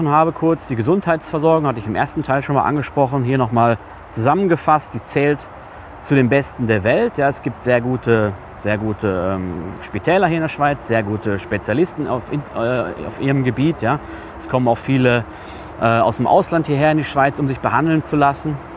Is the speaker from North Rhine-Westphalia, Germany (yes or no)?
yes; North Rhine-Westphalia, Germany; als Deutscher aus Nordrhein-Westfalen, die sind für mich deutlich freundlicher, höflicher, weniger direkt als jetzt meine, meine, äh, meine Deutschen in Nordrhein-Westfalen, meine meine Landsleute.